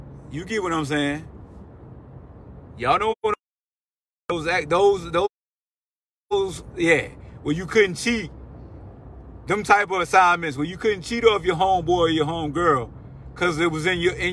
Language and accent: English; Newport News, Virginia, United States; I grew up in Newport News, Hampton area, in the shipyard.